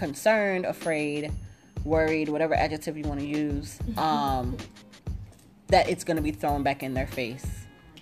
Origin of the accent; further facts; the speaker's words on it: Jamaica; I'm Jamaican